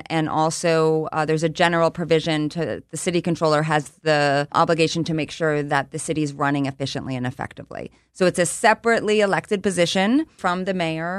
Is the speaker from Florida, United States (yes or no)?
no; Abington, Pennsylvania, United States; I am from the Philadelphia area. Mm-hmm. I grew up in Abington. I went to Abington High School.